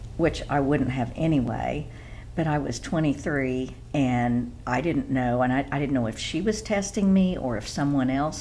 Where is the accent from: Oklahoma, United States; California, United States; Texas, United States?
Oklahoma, United States; I grew up in Oklahoma